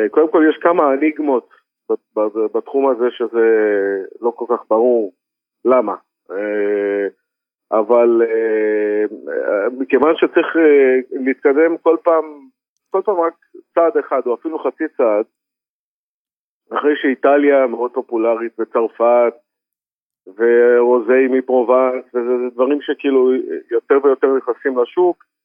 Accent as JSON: {"language": "Hebrew", "country": "Israel", "said": "אני יודע, אני מכיר מאוד את הצרכן הישראלי כי אני הצרכן"}